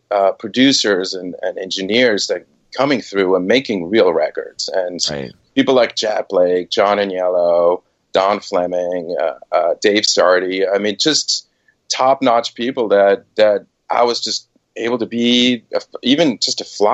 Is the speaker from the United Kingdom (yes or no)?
no; Switzerland; moved away as an adult; also born or lived in Boston / New York; I was born and raised in Switzerland